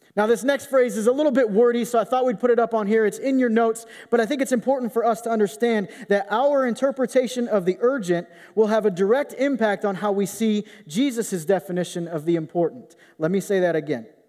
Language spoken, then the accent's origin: English; Rockford, Illinois, United States; I grew up sixty-five miles west of Chicago in Rockford, Illinois